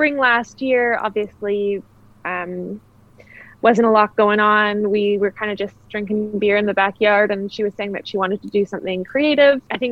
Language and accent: English; Kamloops, British Columbia, Canada; moved away as an adult; also born or lived in Australia / Netherlands; my hometown. Having been gone for so long and, you know, growing up here, I was born and raised here.